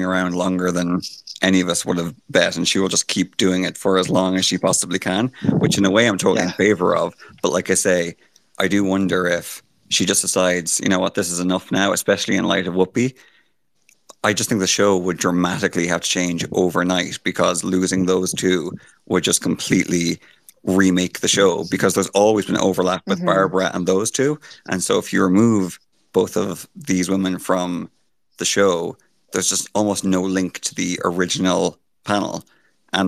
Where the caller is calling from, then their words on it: Ireland; I'm calling from Ireland